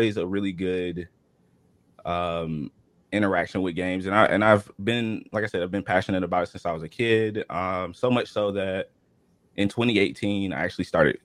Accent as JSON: {"language": "English", "region": "Georgia", "country": "United States", "tie": "born or raised there", "said": "I'm from Georgia, born and raised"}